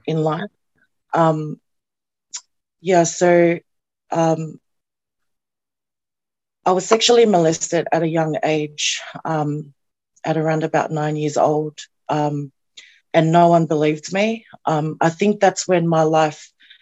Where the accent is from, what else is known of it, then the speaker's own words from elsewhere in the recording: Sydney, New South Wales, Australia; moved away as an adult; also born or lived in Auckland, New Zealand / Penrith, Australia; now in New Zealand; So I grew up in the southwest Sydney, in Punchbowl, Bankstown, Wylie Park, and Padstow for 12 years.